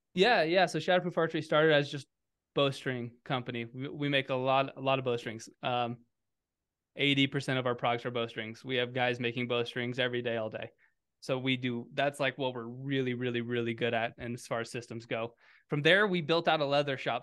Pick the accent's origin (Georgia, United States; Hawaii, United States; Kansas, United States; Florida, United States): Kansas, United States; moved away; also born or lived in Colorado; I grew up in Kansas